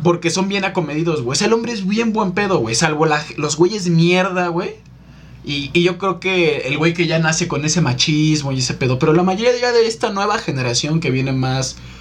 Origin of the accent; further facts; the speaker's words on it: Mexico City, Mexico; Yo soy de aquí de la ciudad